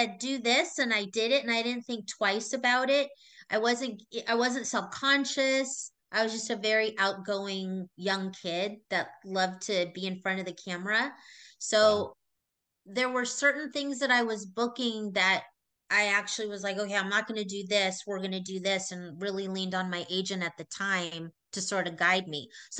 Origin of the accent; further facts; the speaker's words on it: Los Angeles, California, United States; I grew up in Woodland Hills